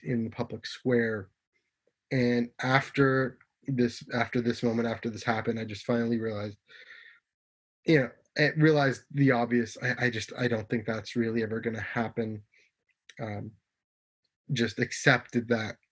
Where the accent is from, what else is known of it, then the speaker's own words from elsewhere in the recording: Canada; I'm Canadian